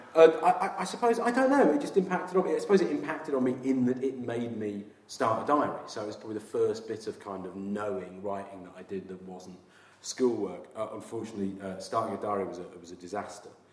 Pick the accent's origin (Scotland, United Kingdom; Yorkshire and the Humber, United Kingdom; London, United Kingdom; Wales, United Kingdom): Yorkshire and the Humber, United Kingdom; also born or lived in Sunderland; now in Brighton, United Kingdom; I grew up in Yorkshire in the sort of 70s and early 80s.